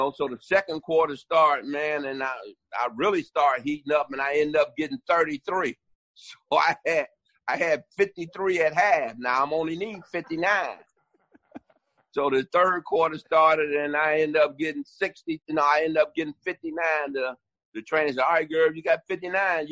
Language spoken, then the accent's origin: English; Detroit, Michigan, United States; moved away as an adult; also born or lived in San Antonio; Detroit, my hometown